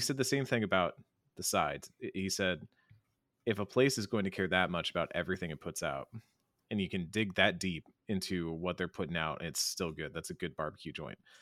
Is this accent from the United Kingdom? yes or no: no; Austin, Texas, United States; I'm from Austin, from Austin, Texas, uh, the land of great barbecue